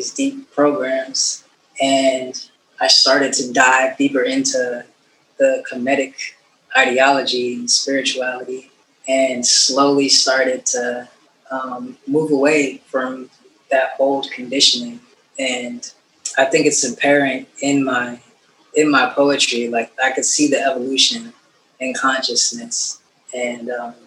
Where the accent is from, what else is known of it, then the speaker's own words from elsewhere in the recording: San Jose, California, United States; I grew up in San Jose, California, which is in the Bay Area